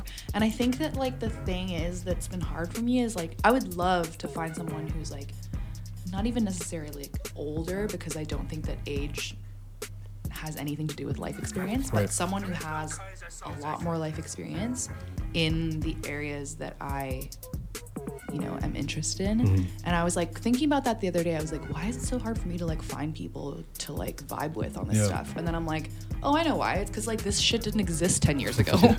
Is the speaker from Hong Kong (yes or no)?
yes; Hong Kong; also born or lived in England; I was born in England, and so a lot of my family still lives over there. So my older brother lives there now. I went there a lot, like, as a kid, like, living in Hong Kong.